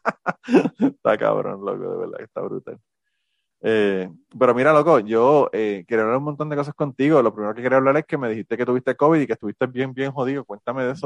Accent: Puerto Rico; now in United States; yo soy boricua en los Estados Unidos

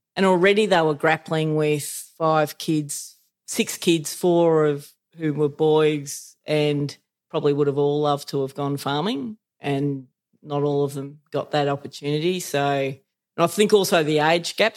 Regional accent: Elmore, Victoria, Australia; I grew up in Elmore, which is uh, 200 k's north of Melbourne

